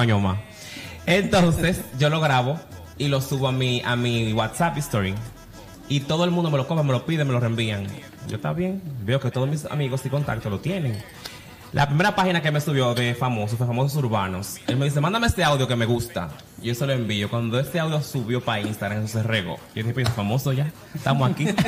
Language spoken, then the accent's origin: Spanish; Santiago de los Caballeros, Santiago, Dominican Republic; Yo soy de Santiago, de los 30 caballeros, nacido y criado allá